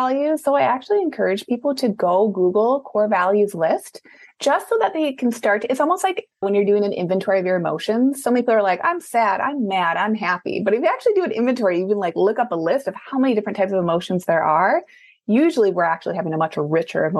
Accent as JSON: {"language": "English", "region": "Midwest", "country": "United States", "also_born_or_lived": "Minneapolis, Minnesota", "said": "I'm from the Midwest. So at that time I was Minneapolis."}